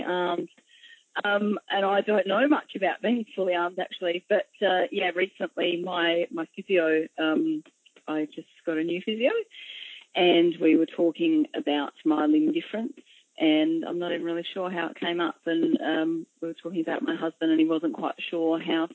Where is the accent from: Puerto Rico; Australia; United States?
Australia; Adelaide, South Australia; also born or lived in Wallaroo, South Australia; I grew up firstly in Adelaide in South Australia, probably until about grade six